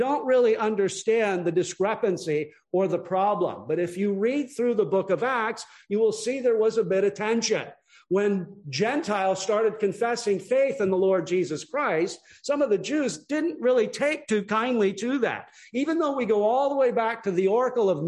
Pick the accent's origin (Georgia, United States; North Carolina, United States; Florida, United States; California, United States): California, United States; Long Beach; moved away; I was born and raised in Long Beach, California